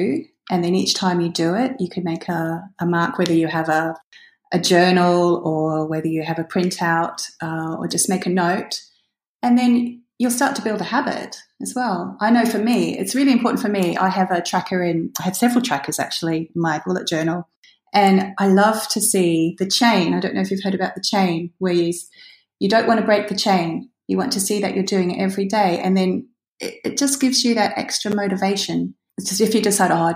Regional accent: Australia; now in United Kingdom; I'm actually Australian, but I live in the UK

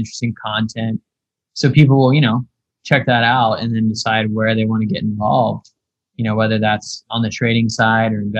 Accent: Appalachia, United States; moved away as an adult; also born or lived in London / Europe; I'm originally from the States. I'm from a little town in the, you know, Appalachian Mountains in the Blue Ridge.

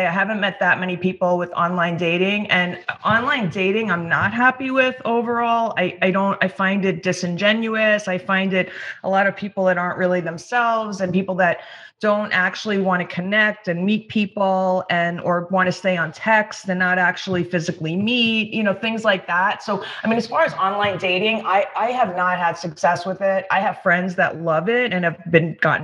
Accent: New York, United States; also born or lived in East Hampton; I'm from New York originally, but the last couple of years I've been out in East Hampton with since COVID. I've been spending more time out here at my house in East Hampton. So I'm a native New Yorker

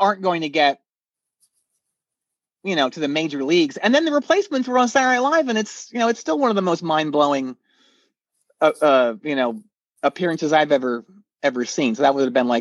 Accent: outside Philadelphia, Pennsylvania, United States; I grew up outside of Philly. So, like in the Mennonite farmland.

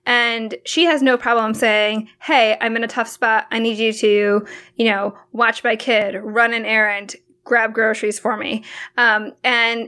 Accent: Hong Kong; moved away; my mom's from the Philippines and I was born in Hong Kong

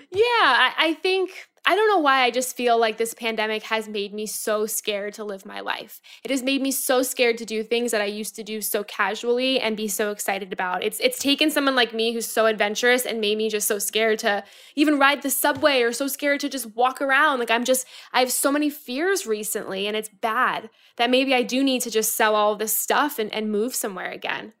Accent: Florida, United States; now in New York, United States; I'm from Florida.

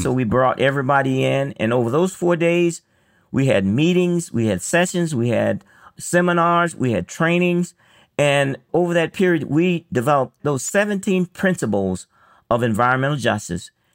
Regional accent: Elba, Alabama, United States; I grew up in Alabama

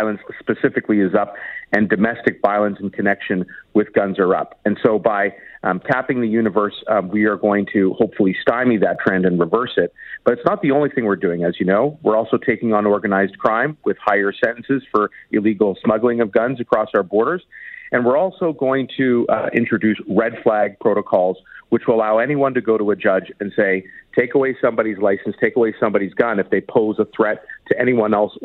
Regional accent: Toronto, Ontario, Canada; Danforth shooting in my hometown

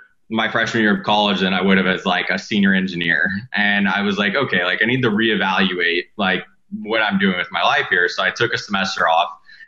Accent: Southern Indiana, United States; I grew up in Indiana, like Southern Indiana, in a really small town.

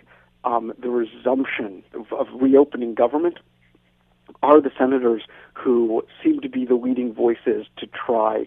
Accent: United States; now in Canada; I'm sitting here as an American in Canada

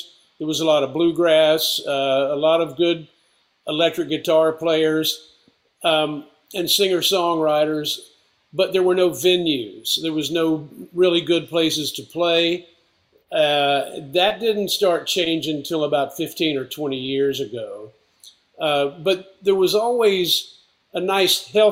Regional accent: Asheville, North Carolina, United States; now in New York area, United States; born and raised in Asheville.

